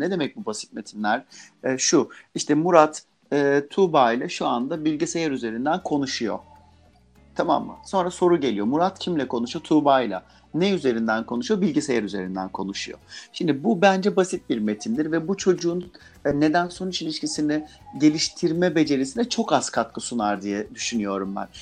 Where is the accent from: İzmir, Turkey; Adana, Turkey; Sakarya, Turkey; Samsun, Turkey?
Adana, Turkey; first language Turkish; ben mesela Adanalıyım